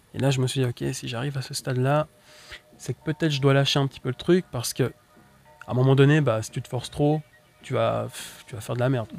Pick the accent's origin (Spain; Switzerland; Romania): Switzerland; je viens de Suisse, puis j'ai quand même un public plus français que suisse